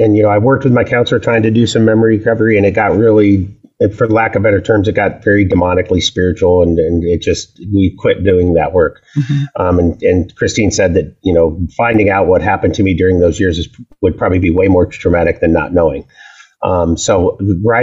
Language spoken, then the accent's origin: English; the Northwest, Pacific Northwest, United States; I'm a native. I was raised up here in the Northwest